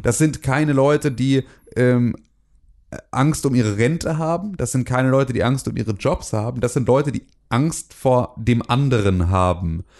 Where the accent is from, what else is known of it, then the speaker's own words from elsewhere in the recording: Germany; ich bin in, in der B R D äh, irgendwie, äh, geboren, groß geworden